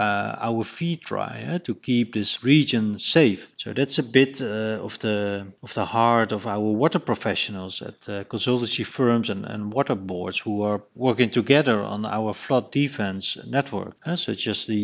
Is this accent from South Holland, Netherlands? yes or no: yes; Rotterdam, South Holland, Netherlands; my hometown Rotterdam